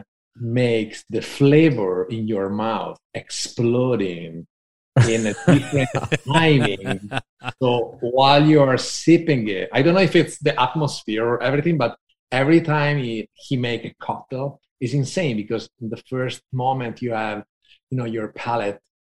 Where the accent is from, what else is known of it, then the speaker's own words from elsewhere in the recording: Venice, Veneto, Italy; moved away as an adult; also born or lived in Milan; now in Venice Beach, United States; I'm from Venice, but I lived in Milan.